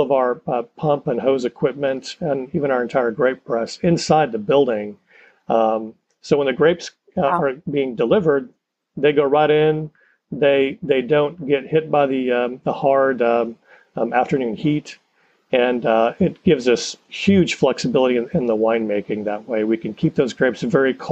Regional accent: Austin, Texas, United States; also born or lived in Abilene, Texas; I grew up in Austin

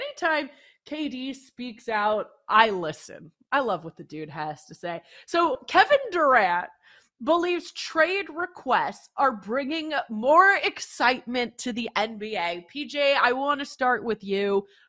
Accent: Canada; Yeah, and I hate to trash my home country, but I couldn't even get into the CFL. I'm sorry. Couldn't do the CFL thing when I lived in Canada.

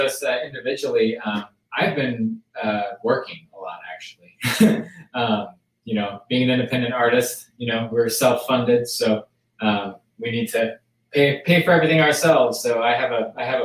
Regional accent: Apalachin, New York, United States; from Apalachin, New York.

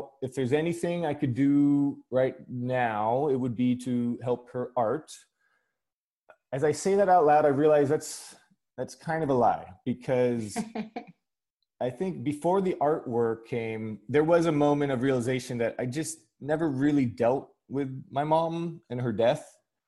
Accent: Burbank, California, United States; accent: American; moved away as an adult; also born or lived in England; now in London, United Kingdom; I was born in Burbank, California, and I have two British parents

